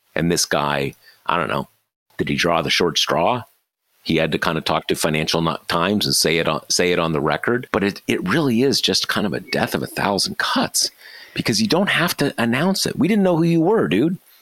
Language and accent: English; near Los Angeles, California, United States; I, I grew up near Los Angeles